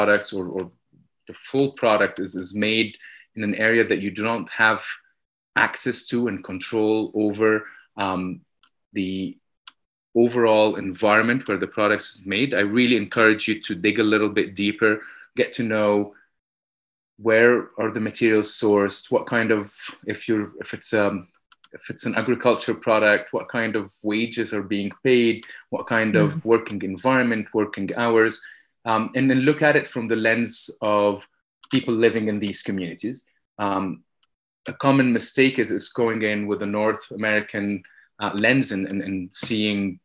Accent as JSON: {"language": "English", "country": "Egypt", "tie": "born or raised there", "said": "I grew up in Egypt"}